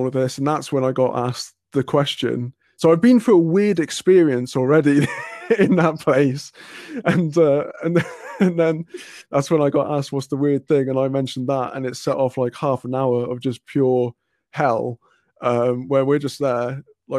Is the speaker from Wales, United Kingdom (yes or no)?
yes; Cardiff, Wales, United Kingdom; where I'm from, I'm originally from Cardiff